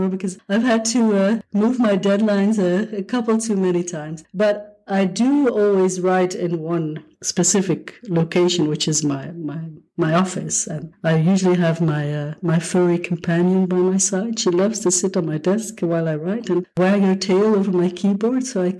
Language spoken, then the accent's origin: English; Belgium; I'm from Belgium, right? I live in Europe